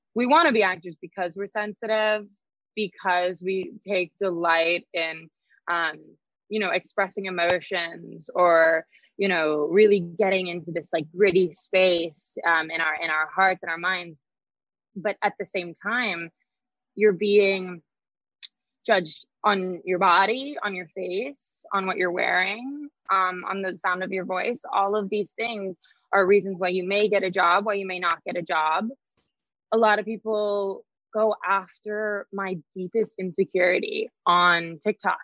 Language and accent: English; Idaho, United States; moved away; growing up in Idaho